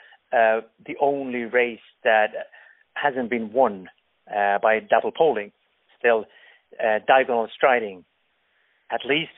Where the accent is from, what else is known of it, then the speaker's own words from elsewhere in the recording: Finland; I'm from Finland